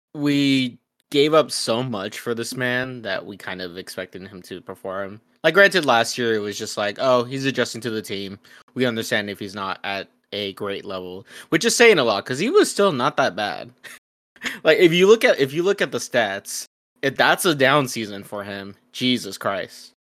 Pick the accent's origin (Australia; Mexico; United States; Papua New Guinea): Mexico; we're both from Mexico